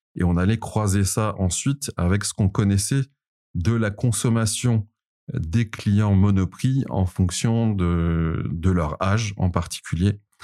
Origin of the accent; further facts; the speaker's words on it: Paris, Île-de-France, France; accent: Parisian; also born or lived in Montreal, Canada; Ensuite, je suis revenu à Paris. Donc, j'ai changé mon accent. Mon accent a, repris cet accent euh, parisien que vous entendez aujourd'hui